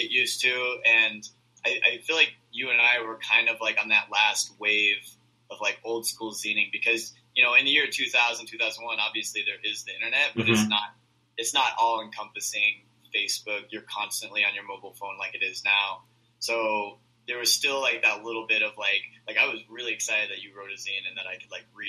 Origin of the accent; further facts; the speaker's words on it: Iowa, United States; Yeah, I grew up in Iowa, and I had just kind of gotten into zines, and when I was in Iowa, I had to, like, write letters